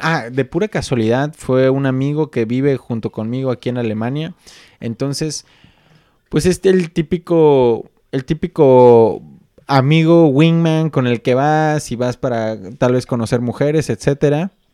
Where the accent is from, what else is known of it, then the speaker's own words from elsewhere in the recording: Mexico; now in Germany; creciendo en México